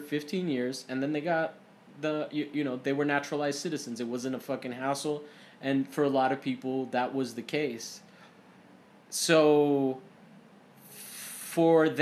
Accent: Florida, United States; now in California, United States; I am from Florida

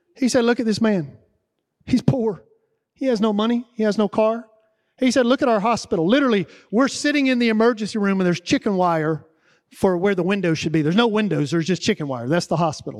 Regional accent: the South, United States; I'm from the South.

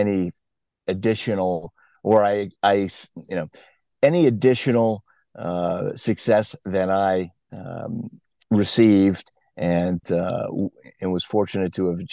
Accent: New England, United States; I grew up in New England. I was born a few years ago back there.

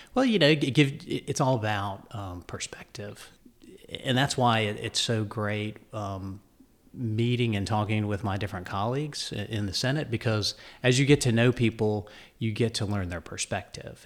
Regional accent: Dunn, North Carolina, United States; also born or lived in New York / Florida / New Hanover County, North Carolina; it was great to grow up in a small southern town

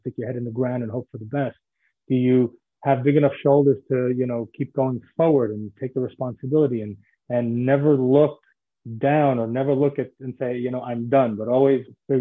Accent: New York City, New York, United States; moved away as an adult; also born or lived in New Jersey / Israel; now in Florida, United States; I was born in Brooklyn, New York, and grew up in Brooklyn and then in Manhattan as well

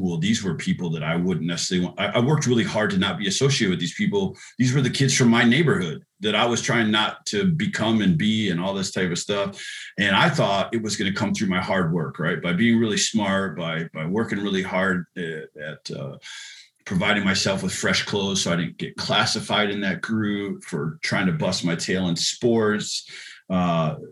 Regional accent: La Crosse, Wisconsin, United States; a poor boy growing up in La Crosse, Wisconsin.

